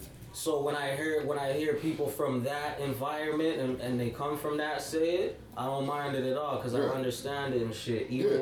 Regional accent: Toronto, Ontario, Canada; I grew up in Scarborough and shit, you know what I'm saying? And I grew up like multicultural, like in Scarborough

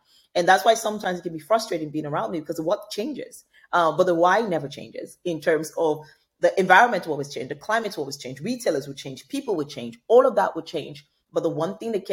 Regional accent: Nigeria; Nigeria, my home country

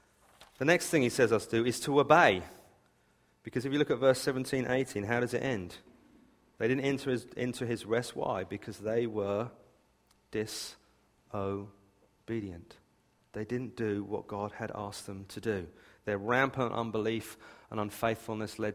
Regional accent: United Kingdom; I was raised on the South Coast

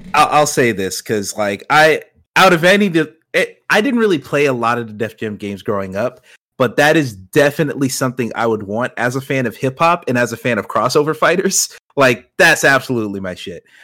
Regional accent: Georgia, United States; not only am I from that area, born and raised in Georgia my whole life

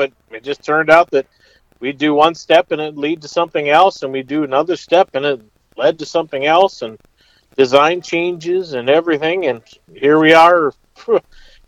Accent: south of Albert Lea, Minnesota, United States; I grew up in Minnesota, south of Albert Lea, in between Albert Lea and the Iowa border.

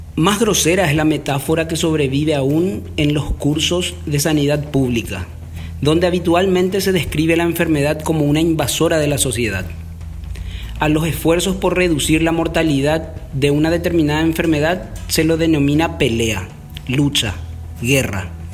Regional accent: Paraguay; En mi país, Paraguay

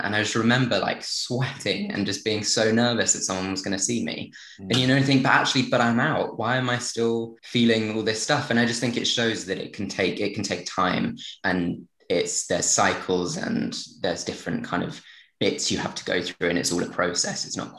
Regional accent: near Brighton, South East England, United Kingdom; growing up near Brighton and things where it was very accepting

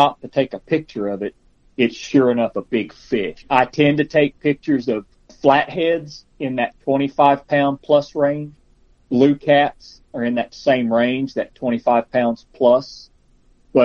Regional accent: Carlsbad, New Mexico, United States; also born or lived in Las Cruces, New Mexico / Roswell, New Mexico / Albuquerque, New Mexico; I grew up in Carlsbad

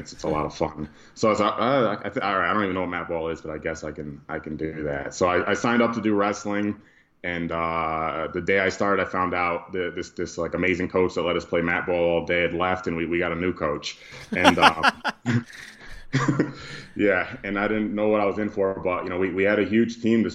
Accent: Amsterdam, New York, United States; I'm from a small town upstate New York called Amsterdam

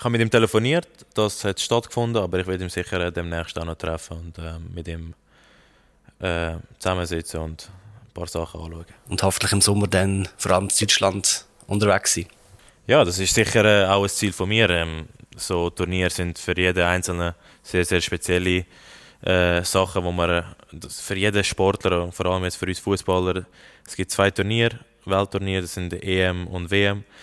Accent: Lucerne, Switzerland; Ich bin bei Luzern groß geworden. Und äh, das ist mein Kindheitsverein

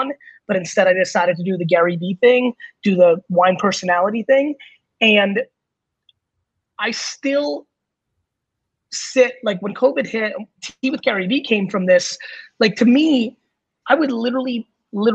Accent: Belarus; moved away; where I was born in Belarus

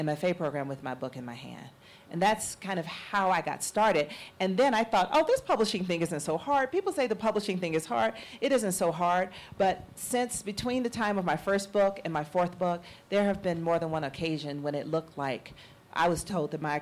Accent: Atlanta, Georgia, United States; growing up in Atlanta during the Atlanta child murders

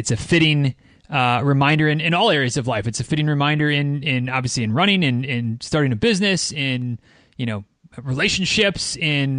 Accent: Michigan, United States; moved away; I'm from Michigan originally.

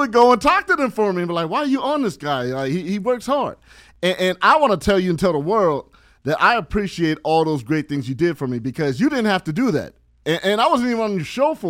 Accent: San Bernardino, California, United States; I'm from San Bernardino, California

